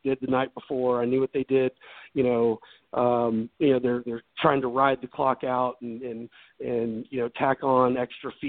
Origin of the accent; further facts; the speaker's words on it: Memphis, Tennessee, United States; moved away as an adult; also born or lived in Dallas, Texas / Laguna Beach, California; now in Nashville, United States; I'm originally from Memphis, Tennessee, and I grew up there